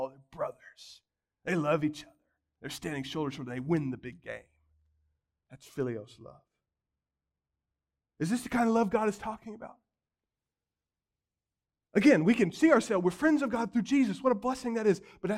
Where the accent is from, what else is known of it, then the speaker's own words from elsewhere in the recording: Missouri, United States; I grew up outside of Kansas City. They're this natural fit. I love the Chiefs.